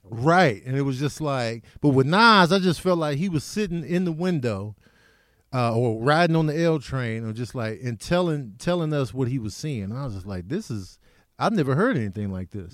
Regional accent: Chicago, Illinois, United States; also born or lived in Grand Rapids, Michigan; I grew up in Chicago. I was born in, in Grand Rapids, Michigan, but I was a baby when we went back to Chicago.

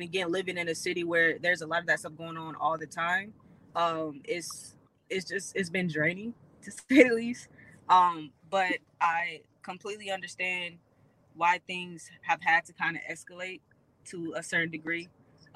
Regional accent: Houston, Texas, United States; also born or lived in South Carolina; Growing up in Houston, I mean, Texas period

